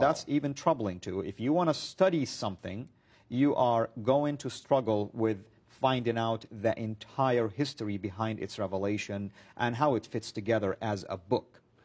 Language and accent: English; Saudi Arabia; moved away; I grew up in Saudi Arabia